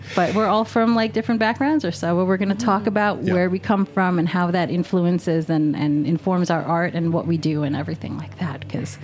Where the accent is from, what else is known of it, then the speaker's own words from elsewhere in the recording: New York City, New York, United States; I'm a native New Yorker.